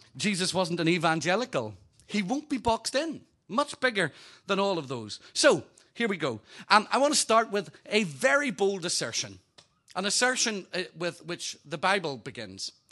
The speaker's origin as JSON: {"language": "English", "region": "Northern Ireland", "country": "United Kingdom", "also_born_or_lived": "Hampshire Berkshire border", "moved": "yes", "lives_now": "Hampshire, United Kingdom", "said": "Originally from Northern Ireland"}